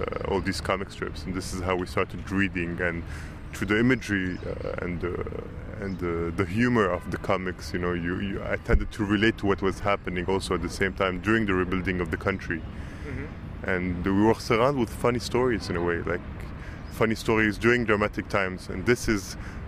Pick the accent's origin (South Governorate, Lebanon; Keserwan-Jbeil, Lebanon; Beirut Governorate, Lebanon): Beirut Governorate, Lebanon; Beirut; I grew up in the West. I went to a French school in the West, then went to the American University in the West